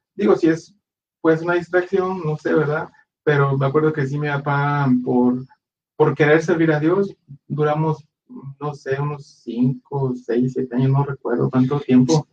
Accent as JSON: {"language": "Spanish", "town": "Guadalajara", "region": "Jalisco", "country": "Mexico", "tie": "born or raised there", "said": "en la iglesia donde crecimos nosotros fue en la ciudad de Guadalajara, nosotros somos de Guadalajara"}